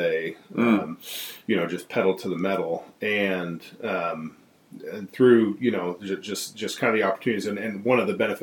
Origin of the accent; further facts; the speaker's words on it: Iowa, United States; moved away; also born or lived in Texas; I grew up in Iowa most of my life, born in Texas, but was raised really in Iowa.